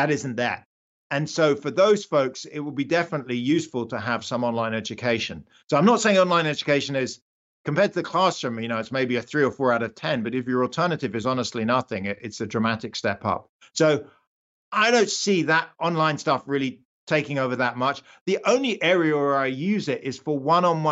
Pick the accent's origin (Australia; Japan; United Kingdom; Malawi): United Kingdom; accent: British; moved away as an adult; now in United States; I'm British. I was born in the UK. I only came to the US about 20 years ago